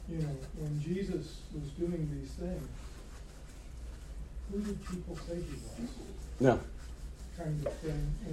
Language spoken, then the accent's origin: English; United States; now in North Carolina, United States; I'm an American, I'm new to North Carolina, so most people would be offended if I called myself a North Carolinian, but it is where I live